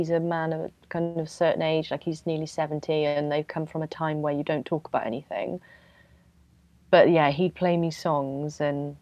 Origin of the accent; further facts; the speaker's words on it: Wales, United Kingdom; moved away as an adult; now in London, United Kingdom; I'm from Wales